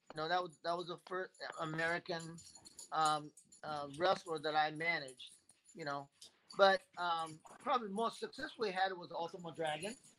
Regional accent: Japan; I was born in Japan, so my my Japanese are uh, certainly um, um, helpful

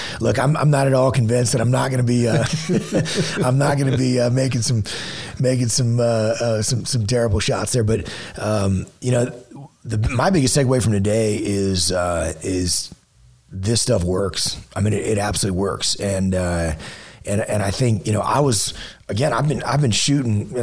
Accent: Southeast Texas, United States; growing up in Southeast Texas

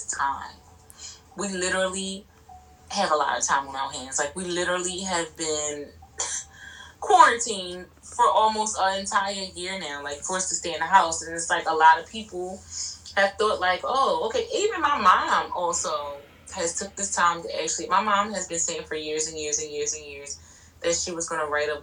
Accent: Baltimore, Maryland, United States; I'm from Baltimore

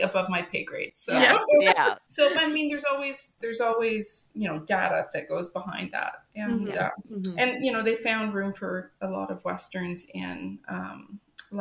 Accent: Canada; also born or lived in Alberta; as a Canadian

